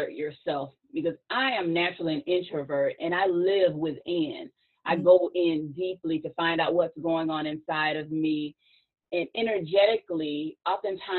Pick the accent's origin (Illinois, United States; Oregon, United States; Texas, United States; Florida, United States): Florida, United States; Sarasota; now in Tallahassee, United States; Sarasota, Florida, and I'm currently in Tallahassee, Florida